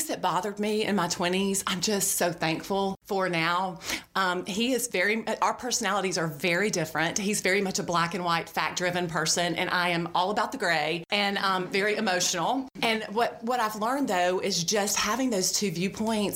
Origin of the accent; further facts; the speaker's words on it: Birmingham, Alabama, United States; I grew up here in Birmingham. I went to Shades Valley High School